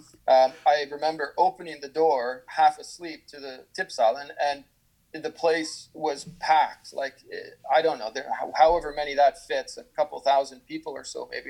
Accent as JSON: {"language": "English", "town": "Victoria", "region": "British Columbia", "country": "Canada", "tie": "born or raised there", "also_born_or_lived": "Växjö, Sweden", "moved": "as an adult", "lives_now": "Duncan, Canada", "said": "I, I, was born and raised in Victoria"}